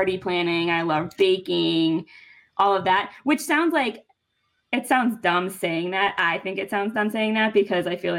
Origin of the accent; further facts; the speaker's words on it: near Boston, Massachusetts, United States; moved away as an adult; now in Connecticut, United States; I was still living at home in near Boston. I'm from Mass.